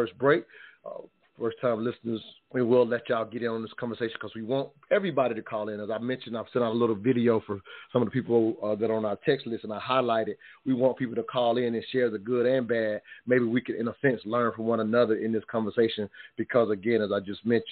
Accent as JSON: {"language": "English", "region": "South Carolina", "country": "United States", "tie": "born or raised there", "said": "growing up in South Carolina, the deep South, if you will"}